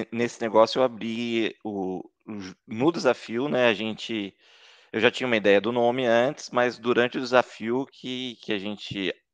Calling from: Taubaté, São Paulo, Brazil; Estou falando de Taubaté, São Paulo

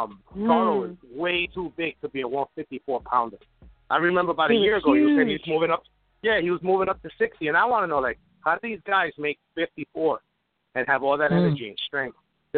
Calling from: New York, United States; What's up, girls? New York, YDK.

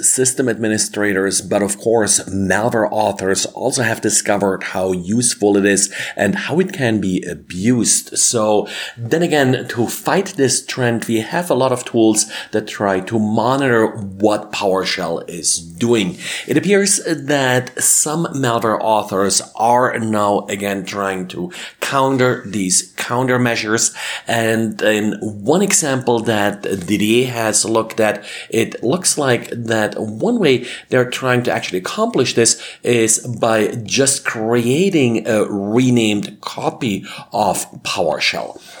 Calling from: Denver, Colorado, United States; today I'm recording from Denver, Colorado.

